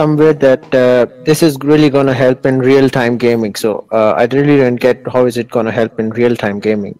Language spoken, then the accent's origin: English; Pakistan; I am from Pakistan, by the way.